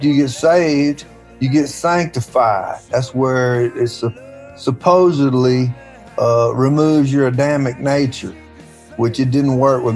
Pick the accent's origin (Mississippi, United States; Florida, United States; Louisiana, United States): Mississippi, United States; Tupelo; we all are what we came from, and that's what I came from